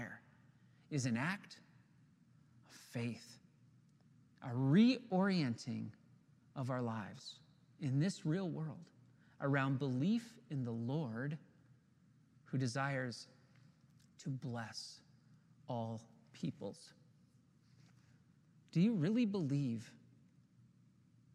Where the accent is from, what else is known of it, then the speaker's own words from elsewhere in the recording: Ontario, Canada; we're from Ontario